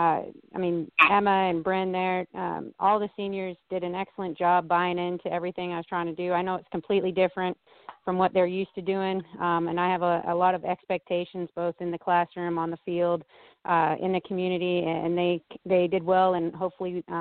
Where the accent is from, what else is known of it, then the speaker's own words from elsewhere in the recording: Canada; now in United States; I'm from Canada